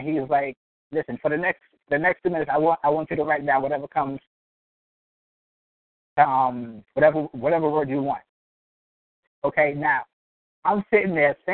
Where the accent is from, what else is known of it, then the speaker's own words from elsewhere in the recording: New York City, New York, United States; now in Norfolk, United States; I'm from Brooklyn, New York, but I currently reside in Norfolk, Virginia